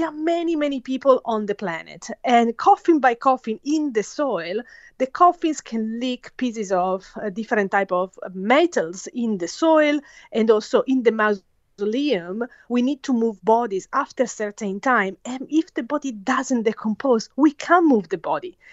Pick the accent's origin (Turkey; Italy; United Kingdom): Italy; moved away as an adult; now in Australia; I was born and raised in Italy